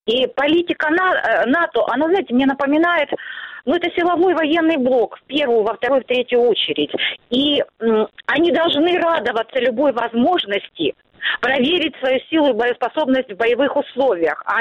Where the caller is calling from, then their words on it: Starobilsk, Luhansk Oblast, Ukraine; Старобельск, нас тоже, наверное, идут бои, слышны раскаты, стекла дрожат